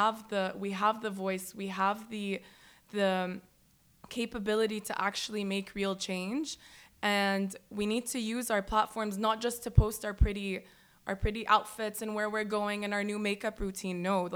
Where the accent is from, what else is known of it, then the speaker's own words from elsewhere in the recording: United States; And I just think, and also because I was raised in the States, we had that freedom of speech. Like, when I was younger and living there